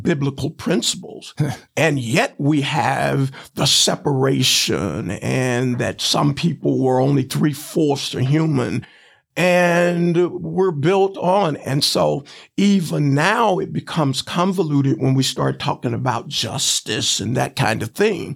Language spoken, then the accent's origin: English; Chattanooga, Tennessee, United States; also born or lived in Fort Wayne, Indiana; growing up in the Chattanooga public school system